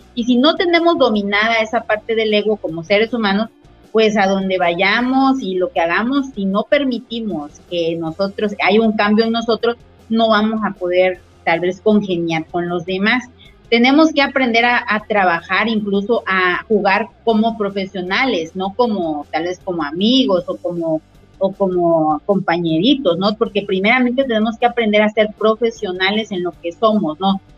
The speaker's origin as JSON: {"language": "Spanish", "country": "Mexico", "said": "como mexicanos"}